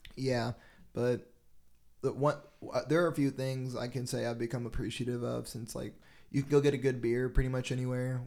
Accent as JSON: {"language": "English", "town": "Jackson", "region": "Tennessee", "country": "United States", "tie": "born or raised there", "also_born_or_lived": "Seattle / Memphis", "lives_now": "Nashville, United States", "said": "I'm from Jackson, Tennessee, and, like, that's between Memphis and Nashville. And growing up in Tennessee, Nashville was not a thing"}